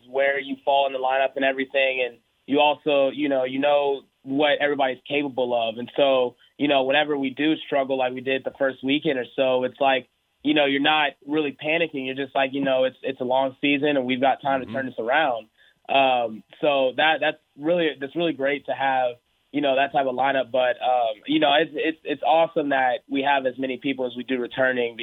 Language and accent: English; Houston, Texas, United States; born or raised there; moved away; also born or lived in Oklahoma